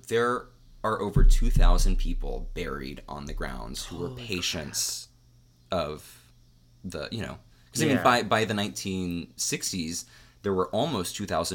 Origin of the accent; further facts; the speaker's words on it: Cincinnati, Ohio, United States; also born or lived in Athens, Ohio; I grew up in Cincinnati.